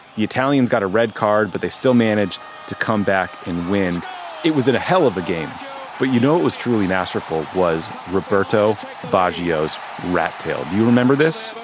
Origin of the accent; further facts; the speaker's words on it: near Boston, Massachusetts, United States; I grew up near Boston as a Red Sox fan